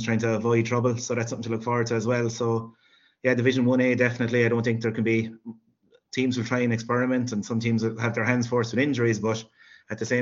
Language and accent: English; Sixmilebridge, Munster, Ireland; moved away as an adult; now in Limerick, Ireland; I'm from Six Mile Bridge in Clare, and teaching inside Limerick. So I have been living in Limerick for, God, over 15 years now